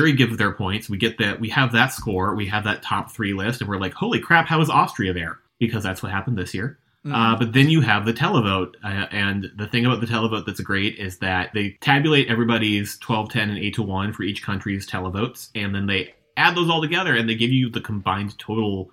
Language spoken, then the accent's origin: English; United States; as an American